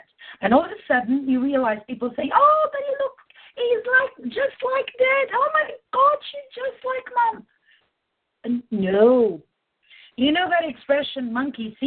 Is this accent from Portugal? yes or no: yes; Portugal; I'm Portuguese